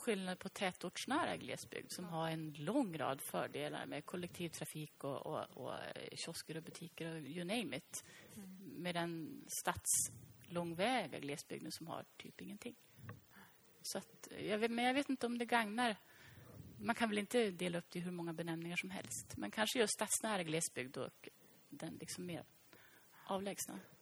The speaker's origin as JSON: {"language": "Swedish", "region": "Norrland", "country": "Sweden", "said": "Norrland, där jag kommer ifrån"}